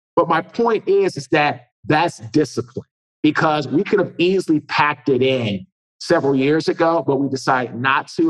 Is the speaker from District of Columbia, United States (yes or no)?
yes; Washington, District of Columbia, United States; So I'm originally from Washington, D.C.